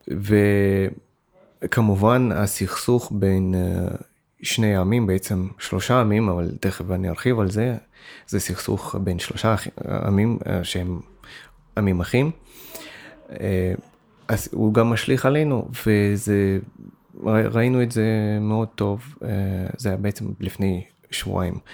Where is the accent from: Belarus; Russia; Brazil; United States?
Russia; now in Israel; אני במקור בא מרוסיה, ויש לי הרבה משפחה וחברים ברוסיה, אבל במקור אה, חלק מהמשפחה שלי מאוקראינה